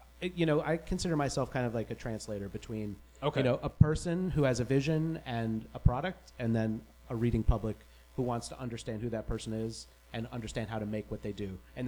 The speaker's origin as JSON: {"language": "English", "town": "New York City", "region": "New York", "country": "United States", "said": "New York City."}